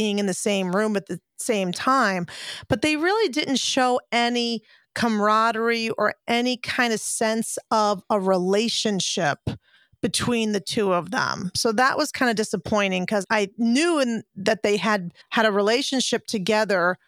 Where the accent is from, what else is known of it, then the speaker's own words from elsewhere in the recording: Connecticut, United States; Simsbury, Connecticut, which is my hometown state